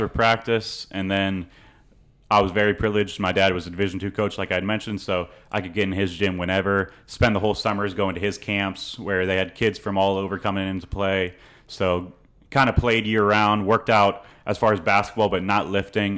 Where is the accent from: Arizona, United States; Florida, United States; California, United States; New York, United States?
Florida, United States; St. Petersburg; moved away as an adult; also born or lived in Franklin, Indiana / Virginia; now in College Station, United States; I grew up in Saint Pe-, Saint Petersburg, Florida